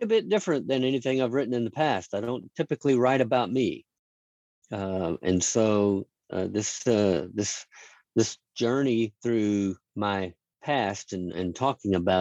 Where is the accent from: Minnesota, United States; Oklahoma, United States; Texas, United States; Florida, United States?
Texas, United States; Dallas; I was raised in Dallas, Texas, a small suburb in the Dallas area